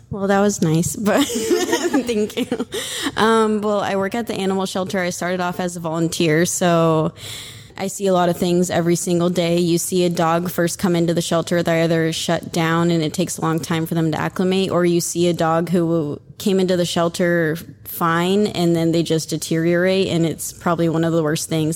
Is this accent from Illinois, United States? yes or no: no; Oregon, United States; now in Florida, United States; I'm from Oregon, but I live in Florida